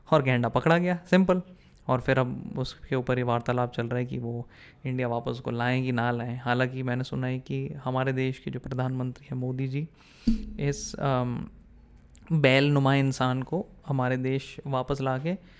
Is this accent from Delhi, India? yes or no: yes; Delhi, India; moved away; also born or lived in New York / London / San Jose, California / Milpitas, California; दिल्ली में तो चलो पै, पैदा हुआ पला बड़ा